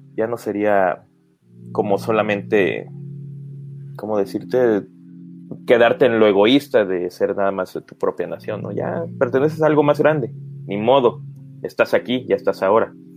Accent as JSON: {"language": "Spanish", "country": "Mexico", "said": "sí me siento mexicano"}